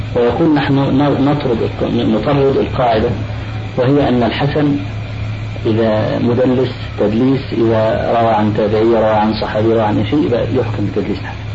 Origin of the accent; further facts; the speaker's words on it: Egypt; عندنا في مصر